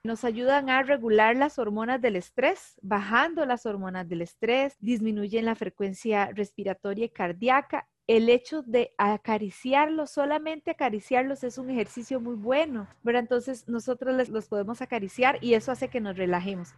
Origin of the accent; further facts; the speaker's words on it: San Joaquín de Flores, Heredia, Costa Rica; yo nací en Heredia, yo soy de San Joaquín de Flores y desde pequeñita siempre he estado en contacto con muchos animales